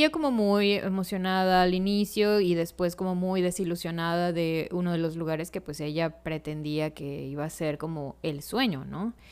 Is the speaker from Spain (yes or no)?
no; Mexico; como mexicanos